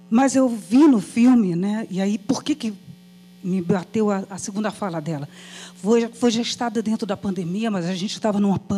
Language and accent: Portuguese; Brazil; E eu, enquanto brasileira, professora, 40 anos dentro né, do magistério